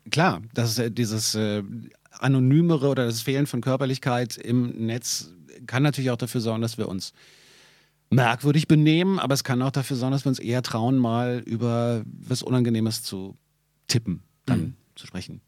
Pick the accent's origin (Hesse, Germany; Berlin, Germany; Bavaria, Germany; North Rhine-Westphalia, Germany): Berlin, Germany; für mich als Berliner